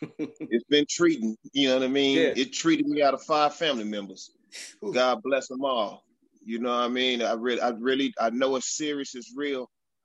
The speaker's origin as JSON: {"language": "English", "town": "Dallas", "region": "Texas", "country": "United States", "said": "I'm from Oak Cliff. I'm from Oak Cliff, Texas. That's the inner city of Dallas."}